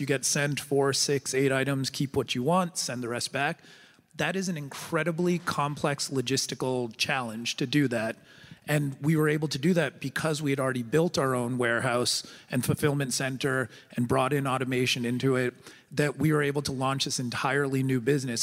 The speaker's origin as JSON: {"language": "English", "country": "United States", "said": "as an American"}